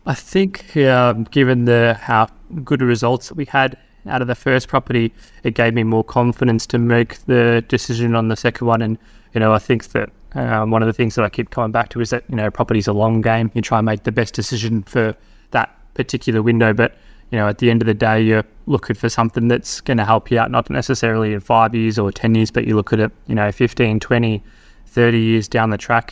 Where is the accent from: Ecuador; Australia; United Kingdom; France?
Australia; Victoria; moved away as an adult; now in Darwin, Australia; Melbourne, you know, my home state